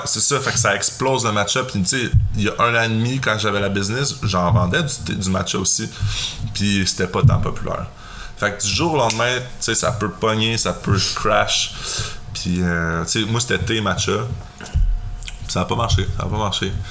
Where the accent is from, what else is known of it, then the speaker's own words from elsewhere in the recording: Quebec, Canada; accent: Québécois; je fais du contenu pour le Québec. Là. Je vais pas changer mon accent